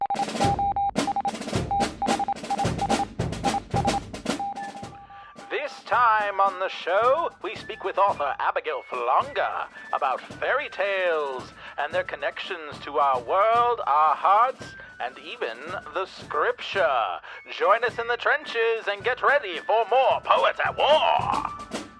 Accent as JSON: {"language": "English", "town": "Atlanta", "region": "Georgia", "country": "United States", "tie": "born or raised there", "lives_now": "Augusta, United States", "said": "I grew up around the Atlanta area"}